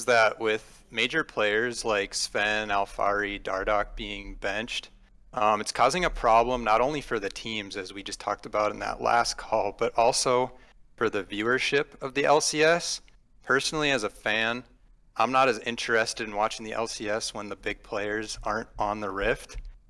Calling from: St. Cloud, Minnesota, United States; I am calling from St. Cloud, Minnesota.

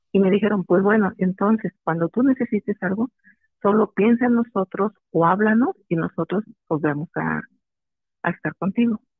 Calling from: Guerrero, Mexico; Del estado de Guerrero.

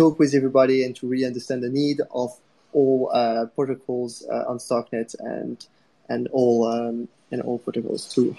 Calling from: Prague, Czechia; today I'm talking from Prague. So if anyone is in Prague, I'm happy ping me as well.

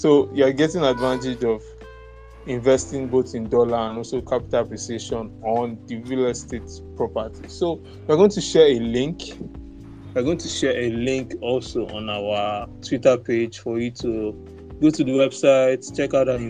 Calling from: Lagos, Nigeria; That's Lagos. I'm speaking from Lagos State, and that's where most of our investments have been so far.

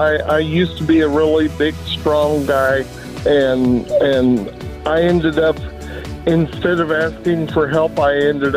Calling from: Casa Grande, Arizona, United States; I'm calling from Casa Grande, Arizona.

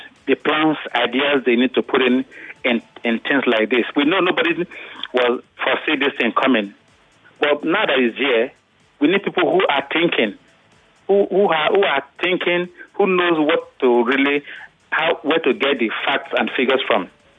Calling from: Ayobo, Lagos, Nigeria

